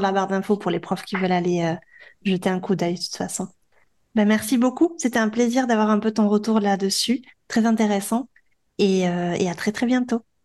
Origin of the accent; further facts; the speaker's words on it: France; moved away as an adult; now in Barcelona, Spain; on est français